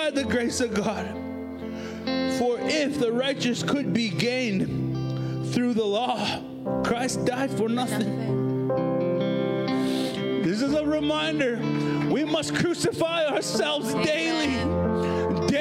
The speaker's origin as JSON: {"language": "English", "town": "Prince Albert", "region": "Saskatchewan", "country": "Canada", "tie": "born or raised there", "said": "I was born here in Prince Albert. I pretty much lived here all my life"}